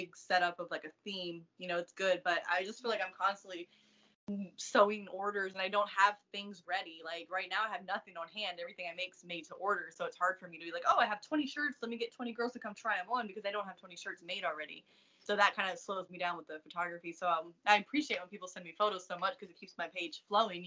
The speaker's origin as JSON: {"language": "English", "region": "East Coast", "country": "United States", "moved": "as an adult", "said": "I'm from the East Coast"}